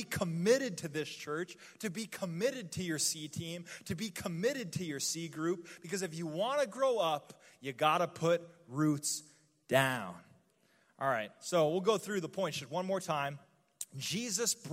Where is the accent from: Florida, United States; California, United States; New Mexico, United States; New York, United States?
New Mexico, United States; I'm from the desert, okay? I'm from New Mexico